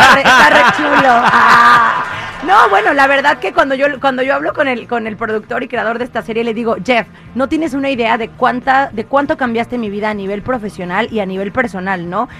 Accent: Xalapa, Veracruz, Mexico; moved away as an adult; now in Los Angeles, United States; Soy de Jalapa, Veracruz

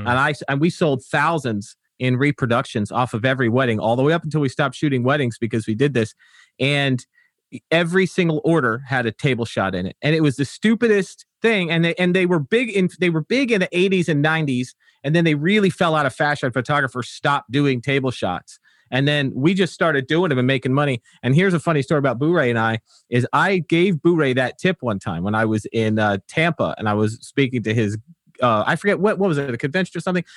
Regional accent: Wolverhampton, West Midlands, United Kingdom; now in United States; I was born in Wolverhampton. Uh, that's, that's where I hail from.

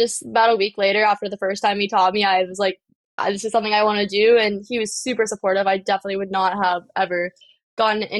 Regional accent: Wilmington, North Carolina, United States; moved away as an adult; now in St. Augustine, United States; I was born in North Carolina and raised in Wilmington, North Carolina

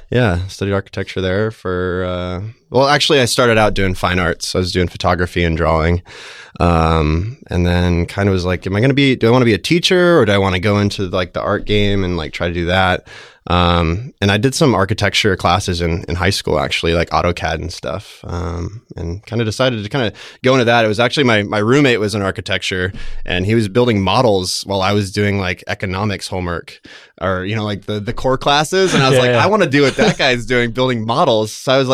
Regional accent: Denver, Colorado, United States; now in San Francisco, United States; I'm from Denver, Colorado.

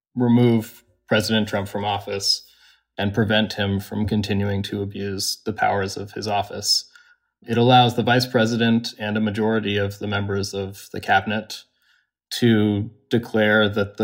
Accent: Washington, District of Columbia, United States; I grew up 7 blocks from the U.S. Capitol. It's my home

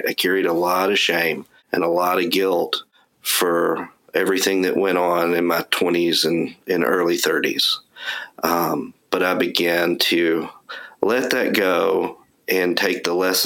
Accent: East Texas, United States; I grew up in East Texas

